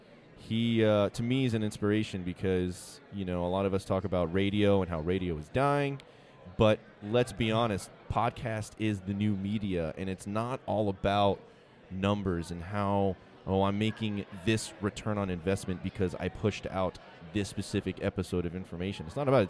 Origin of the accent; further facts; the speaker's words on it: East Coast, United States; But we're from the East Coast.